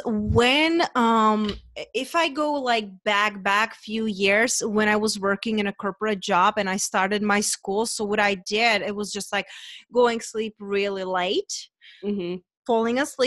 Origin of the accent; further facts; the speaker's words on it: Czechia; moved away as an adult; also born or lived in London / Spain; now in United States; I'm originally from Czech Republic